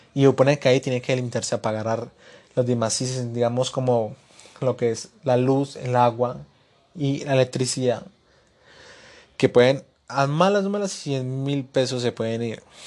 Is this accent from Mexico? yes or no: no; Colombia